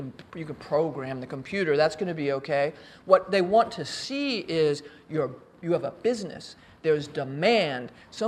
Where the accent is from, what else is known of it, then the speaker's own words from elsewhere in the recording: New York, United States; moved away as an adult; also born or lived in Philadelphia; I'm from New York. I live in New York now.